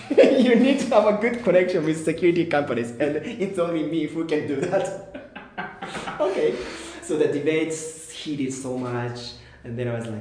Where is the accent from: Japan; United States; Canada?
Japan; Tokyo; moved away as an adult; also born or lived in Botswana / Kenya; now in Nairobi, Kenya; Yeah, so I'm Japanese. I was born in, raised in Tokyo.